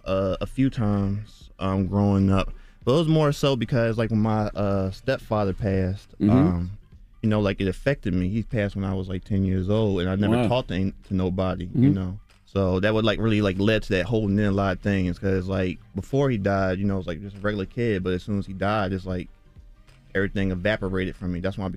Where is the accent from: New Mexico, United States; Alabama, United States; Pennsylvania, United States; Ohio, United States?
Pennsylvania, United States; Philadelphia; Yeah, I'm from North Philly, born and raised. I just drew all my life.